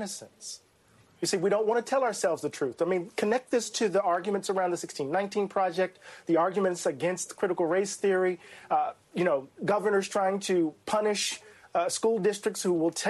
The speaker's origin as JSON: {"language": "English", "region": "the coast of Mississippi", "country": "United States", "tie": "born or raised there", "said": "When I was a young student on the coast of Mississippi in my eighth grade history class"}